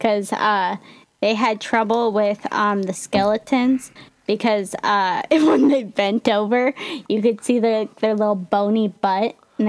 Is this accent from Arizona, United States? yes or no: yes; Arizona, United States; We both are from Arizona